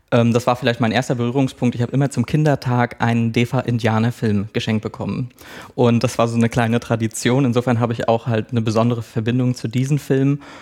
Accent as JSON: {"language": "German", "town": "Schwerin", "region": "Mecklenburg-Vorpommern", "country": "Germany", "tie": "born or raised there", "said": "also ich bin in Schwerin-Lankow groß geworden, das ist eine Plattenbausiedlung."}